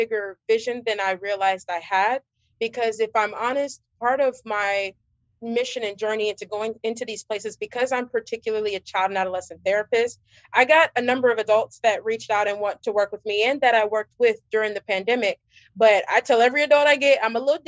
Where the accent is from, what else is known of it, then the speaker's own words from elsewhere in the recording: Georgia, United States; I'm actually from Georgia, born and raised, I'm a Georgia peach